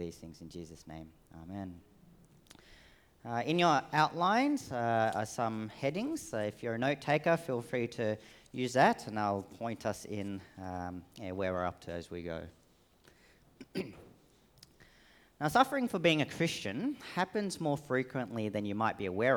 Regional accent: Australia; accent: Australian; also born or lived in Sydney; I am Australian-born Vietnamese, so hence the very Australian accent

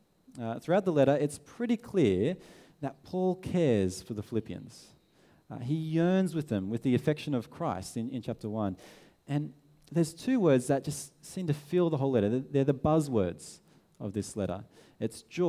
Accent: Sydney, New South Wales, Australia; we're from Sydney

